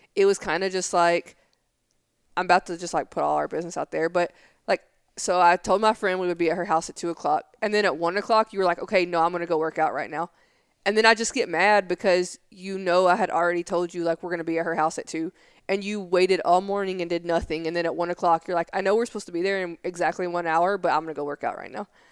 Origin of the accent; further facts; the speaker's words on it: Tennessee, United States; moved away; I'm from Tennessee